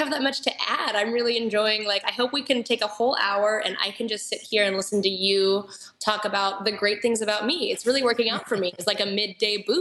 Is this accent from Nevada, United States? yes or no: yes; Reno, Nevada, United States; now in Orange County, United States; I came from Reno, Tahoe, where at the time there really wasn't any good coffee culture.